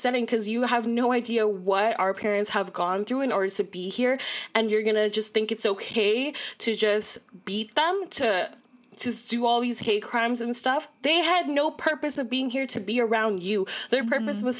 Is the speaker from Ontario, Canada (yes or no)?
yes; Toronto, Ontario, Canada; I'm from Malvern.